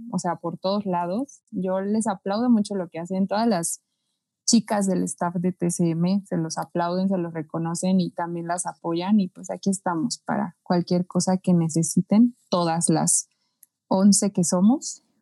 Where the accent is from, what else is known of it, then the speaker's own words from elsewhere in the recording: Mexico; porque yo soy de aquí, de Swifting, y yo soy de México